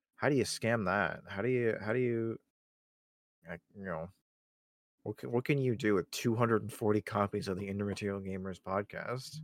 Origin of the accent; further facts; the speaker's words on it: United Kingdom; I'm from the United Kingdom